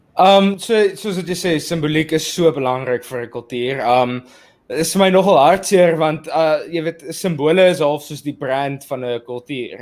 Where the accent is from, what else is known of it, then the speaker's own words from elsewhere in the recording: South Africa; ons is al twee uh nuutgebore of, of vrygebore Suid-Afrikaners en ons het uh in hierdie nuwe demokrasie is ons gebore